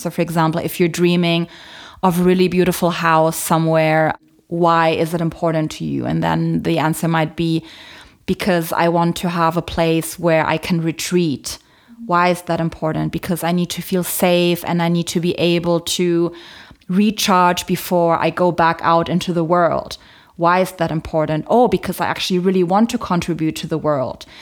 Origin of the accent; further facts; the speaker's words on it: Germany; I was born in Germany, but my mom is from Poland. My dad is from the Philippines